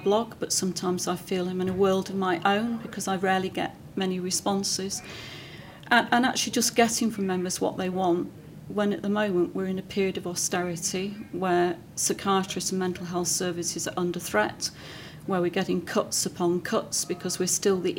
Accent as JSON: {"language": "English", "town": "Manchester", "region": "North West England", "country": "United Kingdom", "said": "Being a Mancunian"}